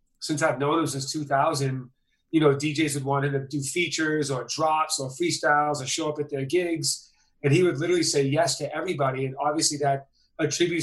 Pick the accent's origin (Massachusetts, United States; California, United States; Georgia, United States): Massachusetts, United States; Boston; moved away; I'm from Boston.